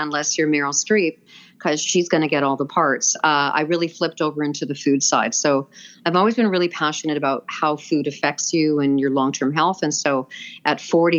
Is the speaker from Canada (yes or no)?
yes; Vancouver, British Columbia, Canada; I'm born and raised in Vancouver